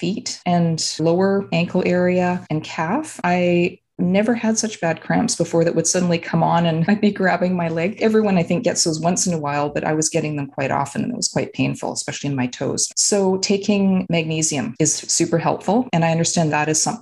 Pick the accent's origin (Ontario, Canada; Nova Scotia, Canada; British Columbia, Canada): British Columbia, Canada; Vancouver; now in Vancouver Island, Canada; I am originally from the Vancouver area, British Columbia